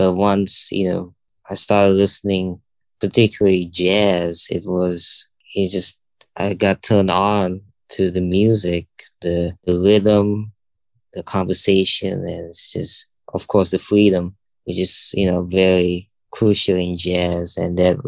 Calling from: Jakarta, Indonesia; Right now, I'm calling from Jakarta, Indonesia.

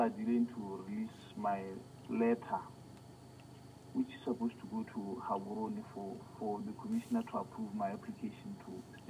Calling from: Botswana; I'm calling from Swapen. {S1} Yes. {S0} Botswana.

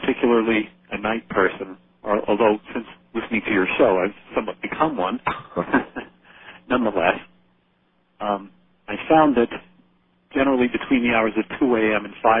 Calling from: Wilkes-Barre, Pennsylvania, United States; from Wilkes-Barre, Pennsylvania.

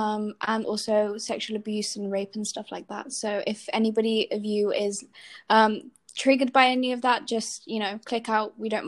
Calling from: Spain; …, and I'm joining from Spain.

